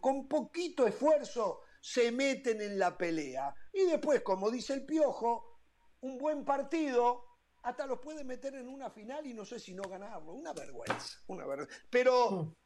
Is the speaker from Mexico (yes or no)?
no; Uruguay; A mí no me representa como uruguayo Danubio a mí me representa la selección uruguaya